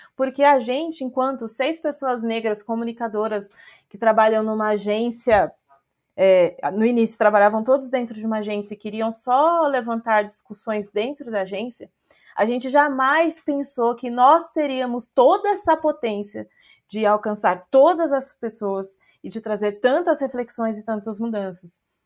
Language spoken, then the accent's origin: Portuguese; Brazil; a gente é brasileiro